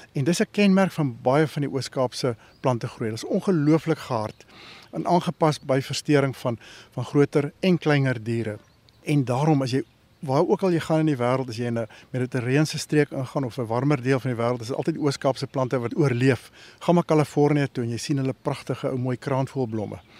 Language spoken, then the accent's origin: Afrikaans; Northern Cape, South Africa; ons groot geword het in die Noord-Kaap